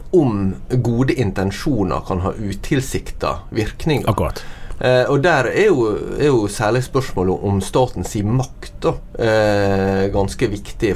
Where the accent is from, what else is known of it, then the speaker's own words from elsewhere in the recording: Norway; jeg som nordmann